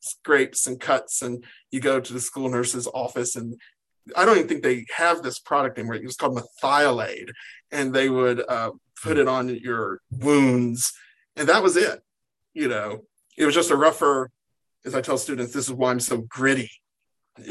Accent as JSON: {"language": "English", "town": "Sparksville", "region": "Kentucky", "country": "United States", "tie": "born or raised there", "also_born_or_lived": "Columbia, Kentucky", "moved": "as an adult", "lives_now": "Los Angeles, United States", "said": "I grew up in Sparksville, Kentucky. I went to high school in Columbia"}